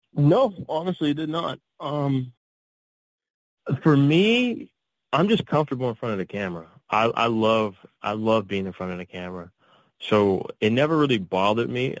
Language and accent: English; Pittsburgh, Pennsylvania, United States; also born or lived in Texas / California / Atlanta; I grew up in the um, the Pittsburgh area, so in Pennsylvania